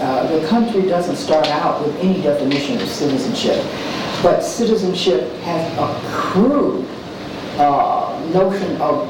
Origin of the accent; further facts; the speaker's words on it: Alabama, United States; having watched the student movement unfurl in the South, because that's my home. I was from Alabama.